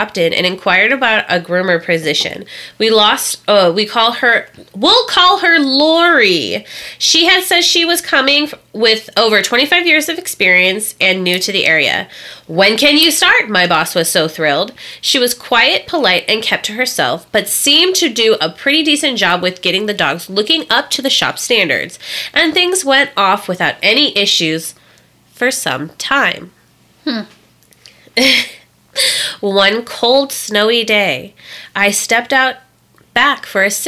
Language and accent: English; Indiana, United States; I'm from Indiana.